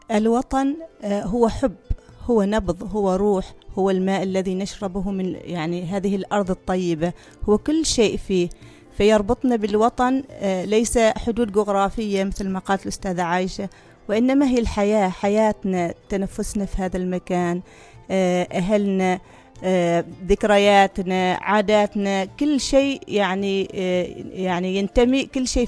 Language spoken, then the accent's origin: Arabic; Oman; انا عماني ب وراي تاريخ وراي ثقافة وراي لغة وراي انتماء